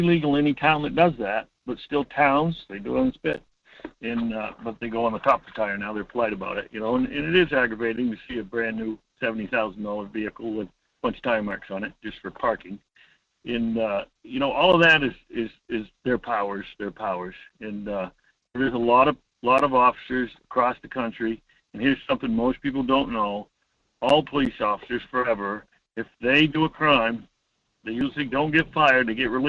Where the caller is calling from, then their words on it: Homer, Alaska, United States; Hi, Mike. … from Homer, listening to you, watching those shows.